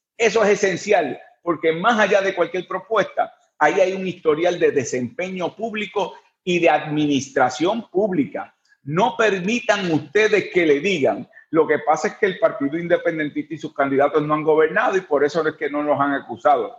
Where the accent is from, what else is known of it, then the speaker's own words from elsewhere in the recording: Puerto Rico; los que estamos aquí en la isla